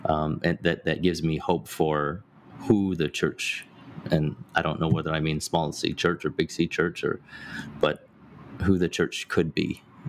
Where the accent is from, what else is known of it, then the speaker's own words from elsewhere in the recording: Hong Kong; also born or lived in United Kingdom; now in United States; I didn't grow up in the U.S. I grew up overseas. I was born in Hong Kong. I spent my, you know, almost a decade in the U.K.